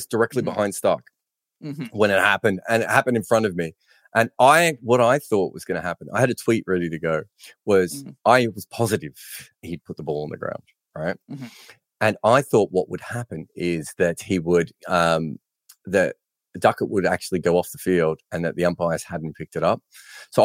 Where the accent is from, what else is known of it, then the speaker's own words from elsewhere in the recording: Australia; for being Australian